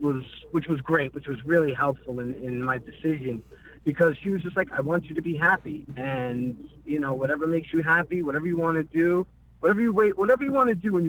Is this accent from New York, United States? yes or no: yes; New Rochelle, New York, United States; moved away as an adult; also born or lived in Port Chester, New York / California; Born and raised in New York, New Rochelle, New York